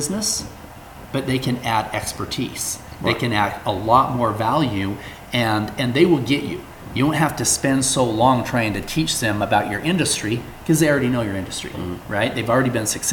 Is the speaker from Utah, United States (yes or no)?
yes; Salt Lake City, Utah, United States; I grew up here in Salt Lake City